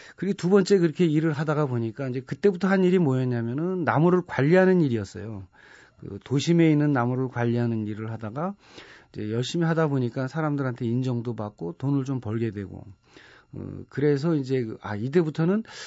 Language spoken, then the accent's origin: Korean; Seoul, South Korea; 제가 4살, 5살 때는 고향이 정릉이었어요